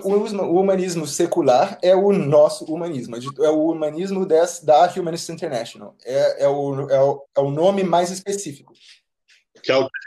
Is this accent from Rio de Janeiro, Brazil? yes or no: yes; Rio de Janeiro, Brazil; moved away as an adult; now in Bucharest, Romania; eu sou do Rio, ah, mas agora eu estou morando na Romênia, na, em Bucareste